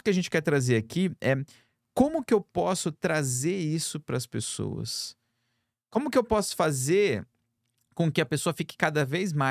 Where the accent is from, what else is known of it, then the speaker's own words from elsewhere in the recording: Brazil; moved away; nós somos do Brasil.